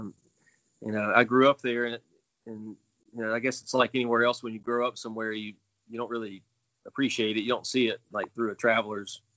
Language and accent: English; Natchez, Mississippi, United States; also born or lived in Tupelo, Mississippi; I'm from Natchez, so I go back and forth from time to time. I got a place down there still.